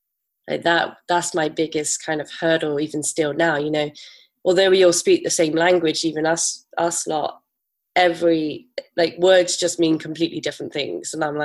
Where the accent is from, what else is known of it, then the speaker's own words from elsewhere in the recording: Bristol, South West England, United Kingdom; accent: farmery; I'm from Bristol in England, and I usually sound a little bit farmery. So I'm hoping that comes back to me.